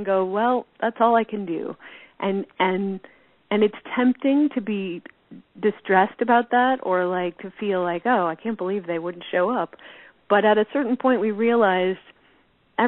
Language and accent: English; Tinkertown, New Mexico, United States; moved away as an adult; also born or lived in Los Angeles; growing up in Tinkertown